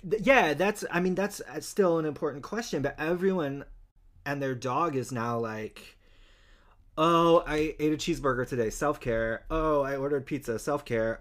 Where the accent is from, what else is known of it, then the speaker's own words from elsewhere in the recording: Utah, United States; moved away; I'm from Utah